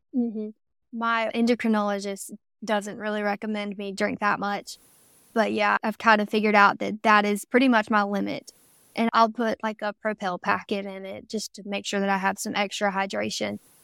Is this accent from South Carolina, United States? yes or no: yes; Camden, South Carolina, United States; I grew up in South Carolina, if you can't tell by the accent yet.